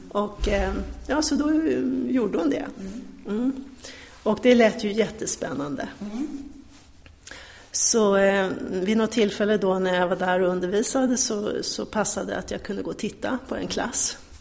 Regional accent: Örebro, Örebro County, Sweden; moved away as an adult; now in Stockholm, Sweden; Jag är uppvuxen i Örebro

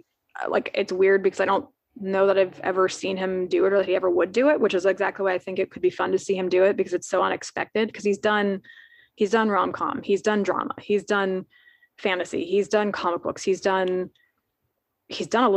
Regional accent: United States; I'm American

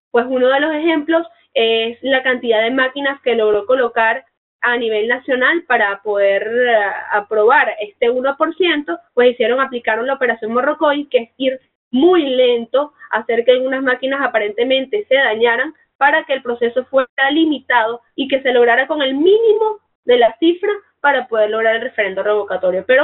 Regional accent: Venezuela; te lo digo como venezolana

